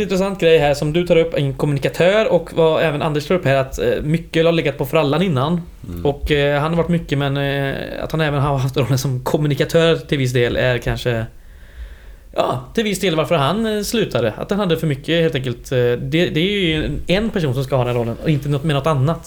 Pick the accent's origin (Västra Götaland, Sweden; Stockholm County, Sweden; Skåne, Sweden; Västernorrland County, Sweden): Västra Götaland, Sweden; western Skaraborg; jag är från västra Skaraborg.